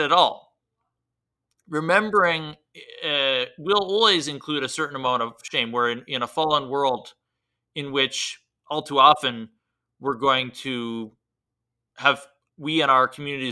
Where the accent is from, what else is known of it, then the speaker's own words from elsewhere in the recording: United States; As an American